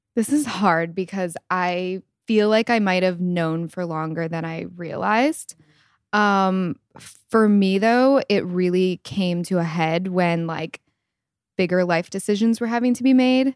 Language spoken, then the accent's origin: English; East Lansing, Michigan, United States; I'm from East Lansing, Michigan, small town, and I am twenty-seven years old